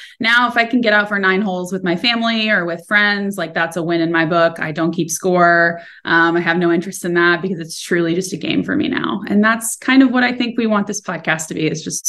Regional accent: Orlando, Florida, United States; also born or lived in North Carolina / Arkansas; I grew up in Orlando, played junior golf, started competing when I was 6. And then played in college for North Carolina for 2 years and then transferred to Arkansas and played for 3 years there.

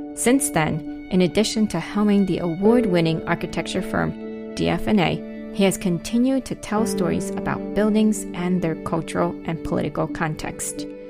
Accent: New Jersey, United States; I grew up in South Jersey

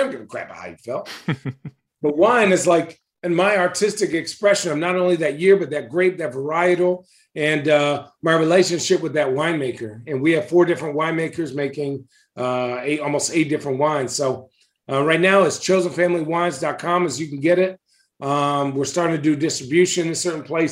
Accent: Arizona, United States; moved away as an adult; now in Oregon, United States; when I grew up in Arizona. But now that I live in Oregon

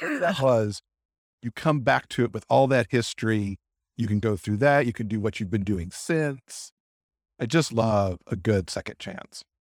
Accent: Michigan, United States; moved away as an adult; also born or lived in New York / Northern California; now in California, United States; I'm actually from Michigan.

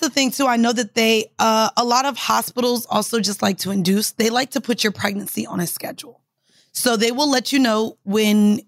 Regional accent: Orlando, Florida, United States; I'm from Orlando

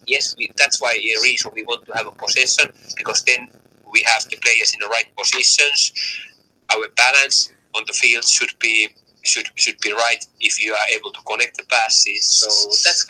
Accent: Finland; English is a second language; moved away as an adult; now in Tromsø, Norway; I had very good 4 years, you know, back my home country in Finland.

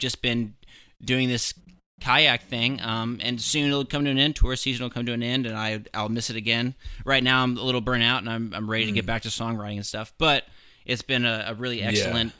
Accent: Ohio, United States; moved away; I'm from Ohio originally

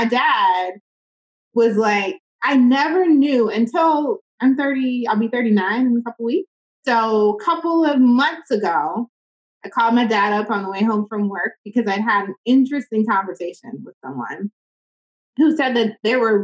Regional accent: Atlanta, Georgia, United States; Born and raised in Atlanta, grew up here

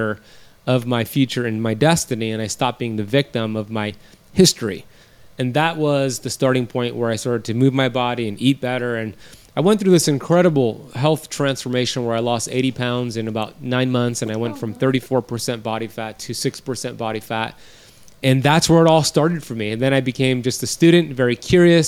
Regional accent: United States; my parents were born in Iran. I was born here in America

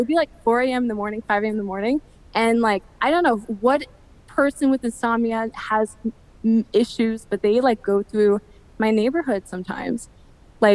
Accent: New York City, New York, United States; moved away as an adult; now in Jersey City, United States; I am from the Bronx.

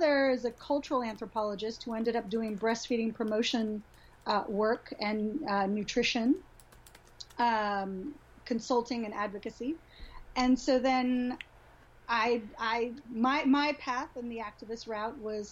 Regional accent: Honduras; moved away as an adult; now in Nashville, United States; I was born and raised in Honduras in Central America and lived there till I was 18 and then came to the States for college.

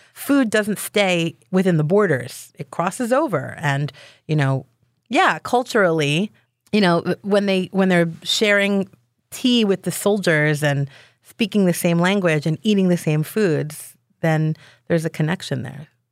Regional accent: Israel; now in Philadelphia, United States; I was born in Israel

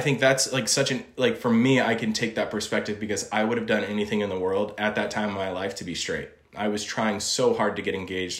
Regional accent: Illinois, United States; also born or lived in Indiana; now in Los Angeles, United States; I was born in Indiana, grew up in Illinois.

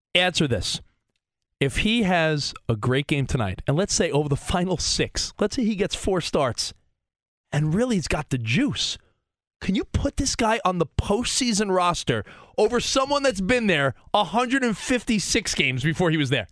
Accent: United States; our life growing up in New Jersey and Long Island

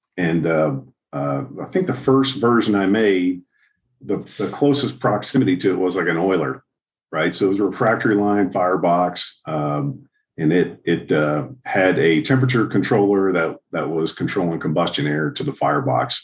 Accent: Houston, Texas, United States; now in Southlake, United States; I grew up in Houston

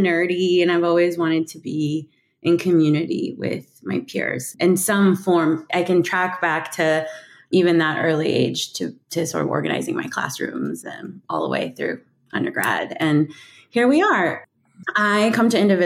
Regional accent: Carson City, Nevada, United States; moved away as an adult; I grew up in Carson City, Nevada, which is a smaller Mountain West town.

